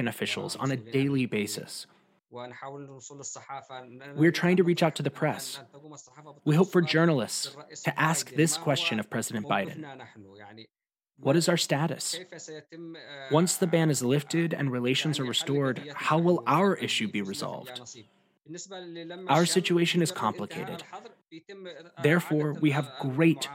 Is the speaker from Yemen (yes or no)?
yes; Yemen; far away from my home country, which suffers from war, destruction, and the militias that rule the country